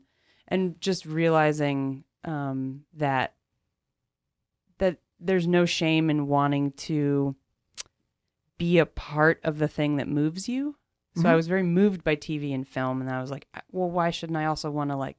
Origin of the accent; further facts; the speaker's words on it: Bethlehem, Pennsylvania, United States; Bethlehem, Pennsylvania.